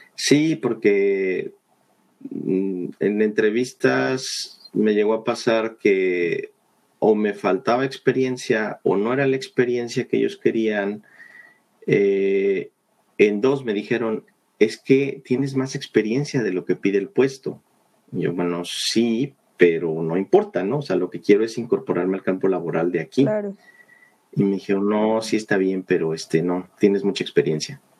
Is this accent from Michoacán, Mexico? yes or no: no; Mexico City, Mexico; moved away as an adult; now in Vancouver, Canada; yo nací en la Ciudad de México, eh, pues estuve allá toda mi vida hasta hace tres años que decidí venirme para acá